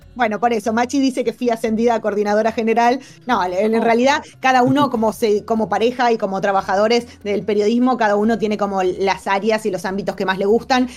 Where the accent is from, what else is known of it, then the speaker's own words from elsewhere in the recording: Argentina; se nos abren las puertas del mundo a los argentinos